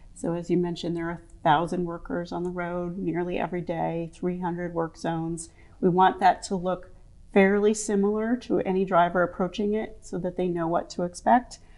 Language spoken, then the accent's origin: English; Saskatchewan, Canada; moved away as an adult; also born or lived in Baltimore, Maryland; now in Maryland, United States; I grew up in Saskatchewan, um, which is a more rural, um, area.